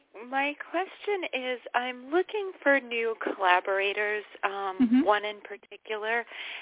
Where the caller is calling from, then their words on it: New York, United States; I'm also calling from New York